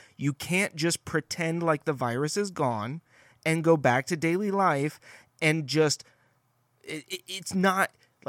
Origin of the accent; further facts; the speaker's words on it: California, United States; Now, I grew up in Northern California, and we have rednecks there.